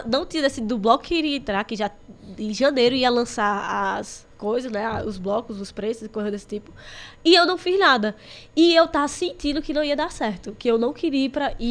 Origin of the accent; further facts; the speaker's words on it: Salgueiro, Pernambuco, Brazil; Mas eu vim de Salgueiro pra cá, escondido.